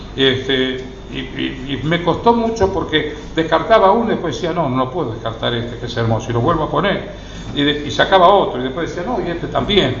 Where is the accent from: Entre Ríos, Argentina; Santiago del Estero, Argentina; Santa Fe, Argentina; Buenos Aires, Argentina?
Santa Fe, Argentina; Rosario; yo soy nacido en Rosario